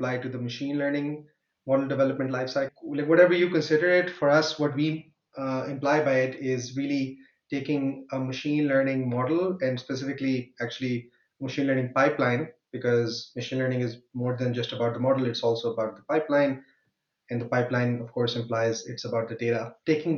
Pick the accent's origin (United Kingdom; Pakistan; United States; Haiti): Pakistan; moved away as an adult; now in Germany; I come originally from Pakistan, and I moved to Germany to do my master's in computer science